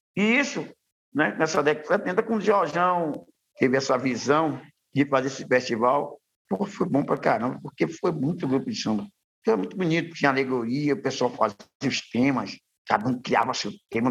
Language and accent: Portuguese; Salvador, Bahia, Brazil; Eu venho da comunidade de Ribeiro de Brotas